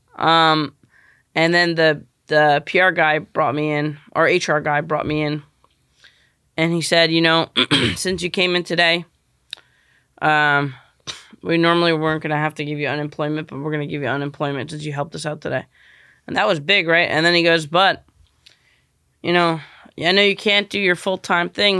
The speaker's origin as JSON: {"language": "English", "region": "New York", "country": "United States", "also_born_or_lived": "Venice, Los Angeles", "moved": "as an adult", "said": "I'm from New York"}